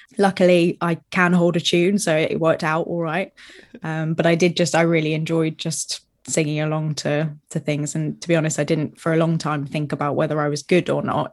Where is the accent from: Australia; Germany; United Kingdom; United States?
United Kingdom; Brighton, South East England; moved away as an adult; also born or lived in Southampton; I was from Brighton